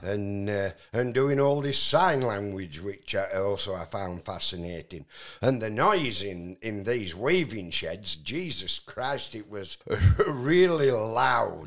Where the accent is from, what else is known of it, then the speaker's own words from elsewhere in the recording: Barnoldswick, Yorkshire and the Humber, United Kingdom; also born or lived in Austria; I was raised in a little town called Barnolds, whi-, which is in between Skipton and Burnley.